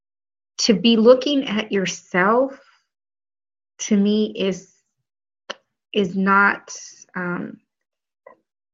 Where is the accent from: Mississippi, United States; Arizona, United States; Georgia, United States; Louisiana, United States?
Arizona, United States; Flagstaff; moved away as an adult; also born or lived in Colorado / Washington, District of Columbia, United States / Illinois; now in New York, United States; Northern Arizona University in my hometown